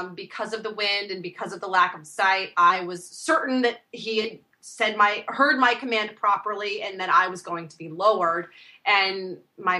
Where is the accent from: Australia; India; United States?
United States; Washington; also born or lived in Alaska; growing up in the Northwest, I'm born in Alaska. My family moved down to the peninsula down here in Washington, and I've stayed on the West Coast my whole life